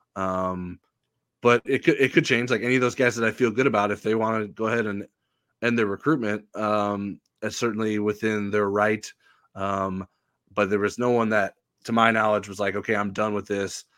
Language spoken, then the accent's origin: English; La Porte, Indiana, United States; growing up in Laporte